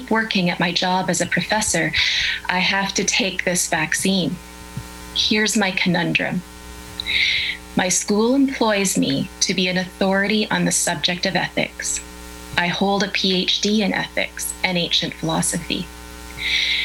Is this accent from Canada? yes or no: yes; Canada; I'm a professor of ethics and I'm a Canadian.